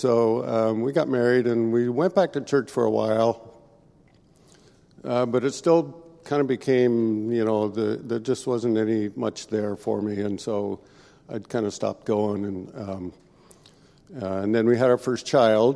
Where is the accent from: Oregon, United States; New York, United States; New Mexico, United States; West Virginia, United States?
Oregon, United States; Veneta; also born or lived in Eugene, Oregon; I was born down in Eugene, here in Oregon, and that means I'm a duck, not a beaver, and so I grew up in this little town of Veneta, which is outside of Eugene